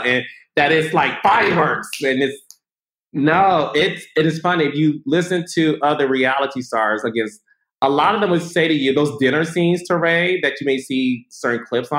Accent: Midwest, United States; I'm from the Midwest

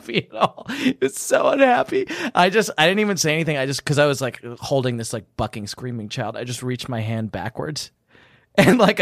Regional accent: England, United Kingdom; accent: English; I am English and I do have an actual English accent

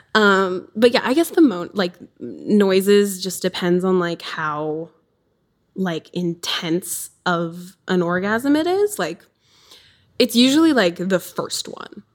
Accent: southern Wisconsin, United States; so I'm from Wisconsin, southern Wisconsin. I'm on the border.

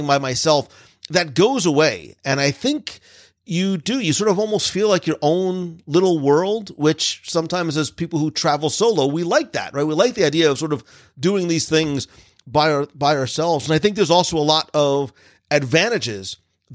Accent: New Jersey, United States; now in Florida, United States; I grew up in New Jersey where diners were a thing

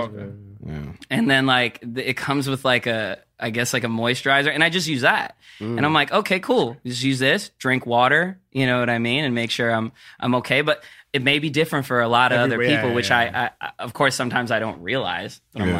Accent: Philippines; I'm a Filipino dude, so we get we get acne very, I don't know, but from what I know, like growing up, I've seen a lot of Filipino dudes with acne.

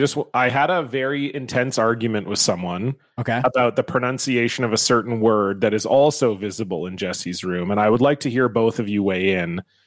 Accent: White Rock, British Columbia, Canada; I remember a guy in my hometown of White Rock

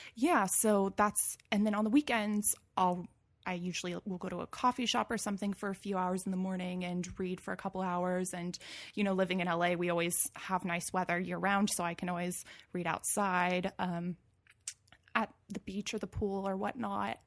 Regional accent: Moorpark, California, United States; also born or lived in San Luis Obispo, California; now in Los Angeles, United States; I grew up in Moore Park, California, which is in Ventura County, so it's a little bit north of L A, actually

